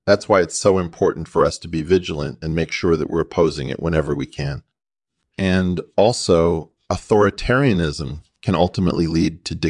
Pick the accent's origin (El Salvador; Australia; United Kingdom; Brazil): United Kingdom; Llanelli, Wales; moved away as an adult; also born or lived in New York City; now in United States; I was born in New York City and grew up in Llanelli, Wales.